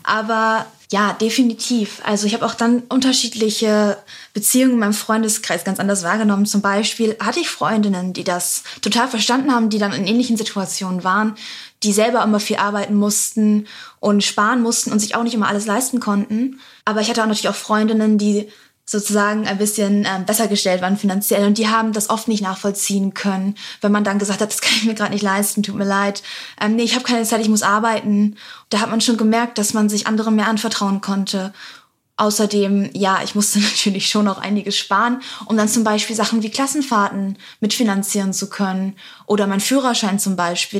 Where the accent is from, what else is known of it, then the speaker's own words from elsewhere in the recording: Bremerhaven, Bremen, Germany; Ich komme ursprünglich aus Bremerhaven